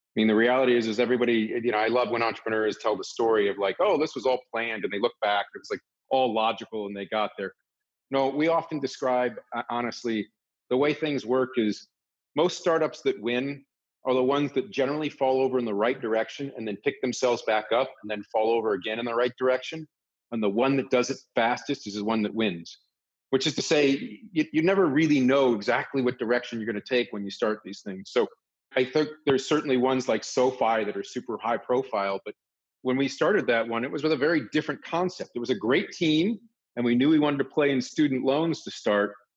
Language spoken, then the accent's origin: English; Northern Virginia, United States; I grew up in Northern Virginia